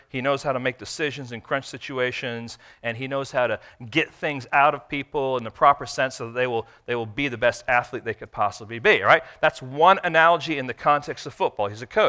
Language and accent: English; Israel; born there; Now, I was born in Israel.